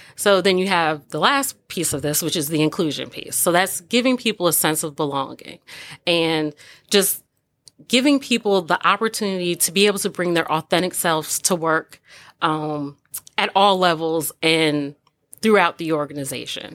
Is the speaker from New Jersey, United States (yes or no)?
yes; Old Bridge, New Jersey, United States; moved away; I grew up in Old Bridge, New Jersey